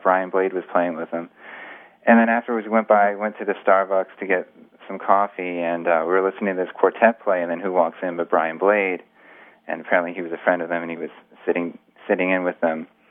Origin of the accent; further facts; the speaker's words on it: Greenwich, Connecticut, United States; also born or lived in New York City; I was born in New York City, and then when I was about five, my parents we moved out to Greenwich, Connecticut, which is just a suburb